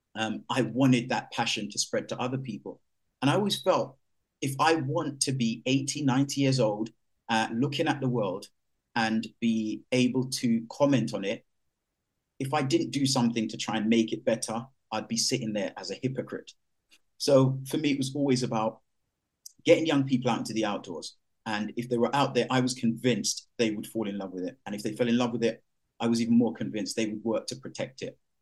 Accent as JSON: {"language": "English", "region": "London", "country": "United Kingdom", "tie": "born or raised there", "said": "growing up in East London"}